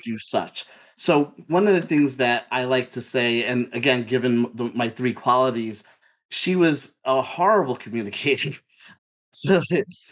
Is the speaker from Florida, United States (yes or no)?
no; New York City, New York, United States; I'm from Brooklyn. I'm born in New York. I'm a New Yorker